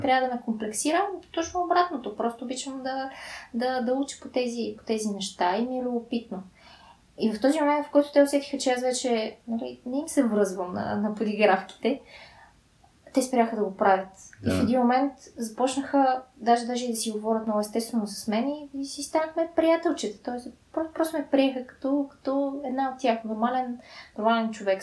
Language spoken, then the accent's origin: Bulgarian; Sofia, Sofia City, Bulgaria; родена съм в София а, и израснах тук